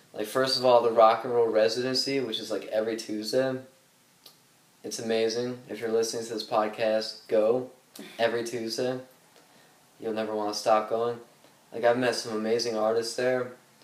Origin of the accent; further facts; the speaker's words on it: Detroit, Michigan, United States; also born or lived in Chicago; now in Nashville, United States; I'm from Detroit, and I lived in Chicago for a while before I came here